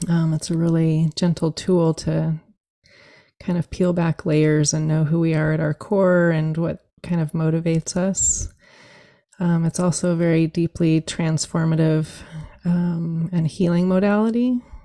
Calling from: Eugene, Oregon, United States; So I'm joining you from Eugene, Oregon, and it's a grateful day to have some rain finally after many months of very drought summers. So that's where I'm joining you from.

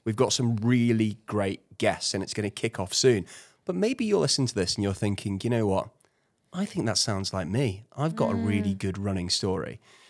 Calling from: Plymouth, Michigan, United States; from Plymouth.

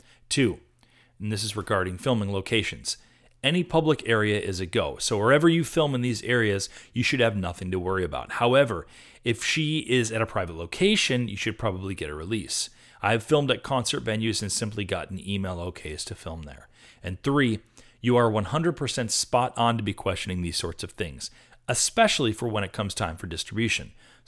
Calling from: Portland, Oregon, United States; also born or lived in Israel; I am from Portland, Oregon originally, but I've lived in LA for 10 years, minus 3 in Israel.

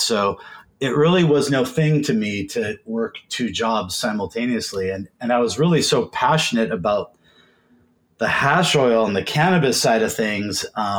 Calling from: Seattle, Washington, United States; I am sitting in my home office in Seattle, Washington. Just flew back from LA this morning.

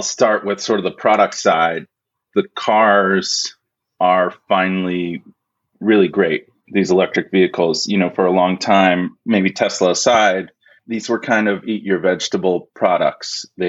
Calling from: Princeton, New Jersey, United States; I'm near Princeton, New Jersey, Jason.

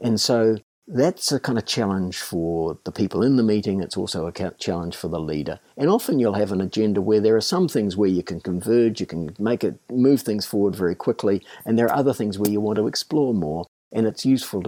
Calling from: Paekakariki, Wellington, New Zealand; So I'm calling in from a little village called Paikakariki in New Zealand, which is just north of Welling.

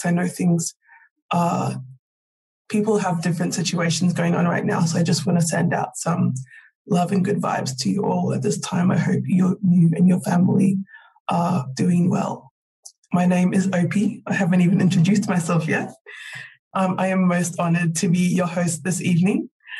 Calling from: Victoria, Australia; I am calling in from Wurundjeri country

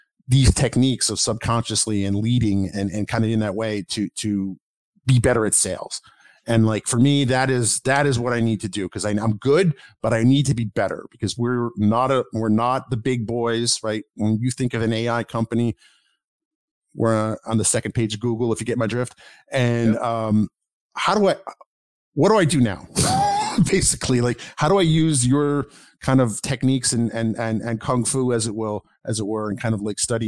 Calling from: Baltimore, Maryland, United States; I'm calling from the Baltimore area, Baltimore, D.C. area.

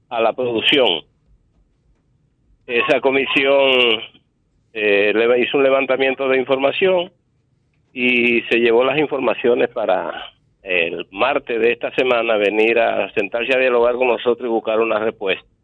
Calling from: Los Mameyes, Distrito Nacional, Dominican Republic; buenas tardes … de los Mameyes.

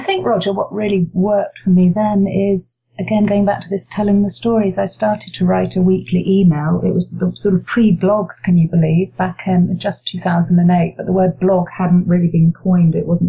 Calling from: London, United Kingdom; The very rainy surrounds of Kentish Town in leafy green North London, not.

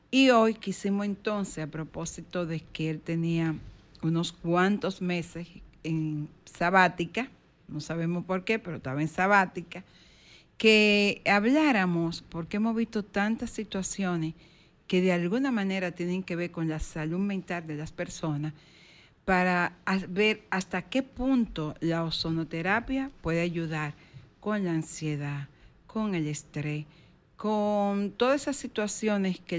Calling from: San Cristóbal, Dominican Republic; de San Cristóbal.

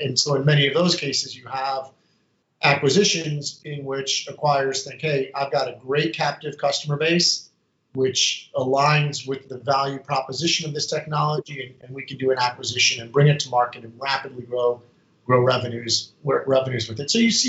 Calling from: Reston, Virginia, United States; I'm coming from Reston, Virginia, Northern Virginia, just a stone's throw from Dulles Airport

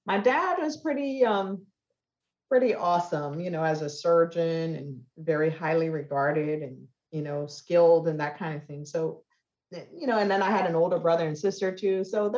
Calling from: Clarksville, Maryland, United States; Clarksville, Maryland.

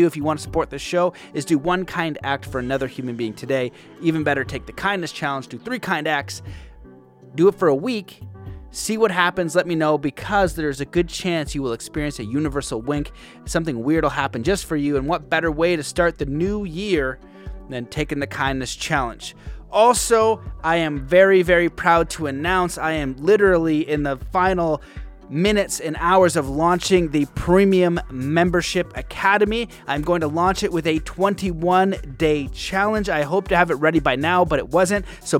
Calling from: Cambridge, Ontario, Canada; Cambridge, Ontario.

